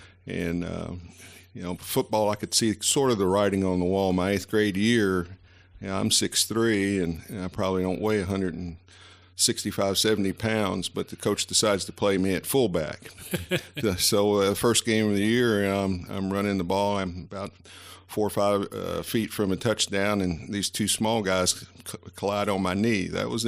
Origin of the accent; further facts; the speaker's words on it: Bristol, Tennessee, United States; also born or lived in Virginia; Tennessee, for sure, even though I was born across the street in Virginia.